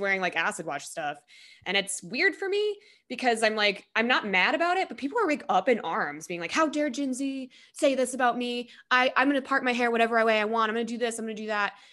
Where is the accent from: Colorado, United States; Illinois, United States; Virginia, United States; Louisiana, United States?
Colorado, United States; I'm actually from Colorado